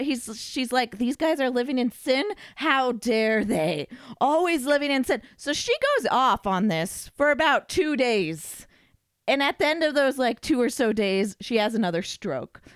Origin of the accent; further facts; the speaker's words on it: Nevada, United States; Like, we're from Nevada